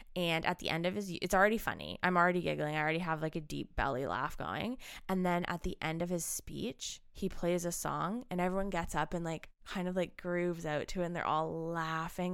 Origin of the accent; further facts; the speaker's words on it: Ancaster, Ontario, Canada; moved away; in my hometown of Ancaster